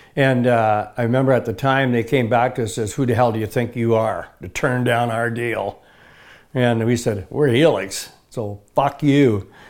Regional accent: Bristol, Ontario, Canada; also born or lived in Kitchener, Ontario; I was born in Ketcher, Ontario. I moved at a very early age up to, uh, Bristol, Ontario.

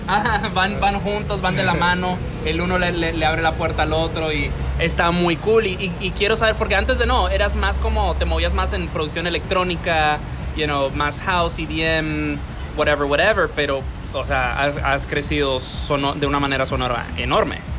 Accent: Dominican Republic; yo me crié aquí

